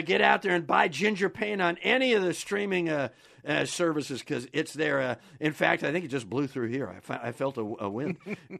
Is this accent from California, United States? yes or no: no; Kenosha, Wisconsin, United States; now in Cheddar Falls, United States; My hometown, son of a gun. I live in Cheddar Falls now, though, because that's the home of the International Speed Fishing Championship.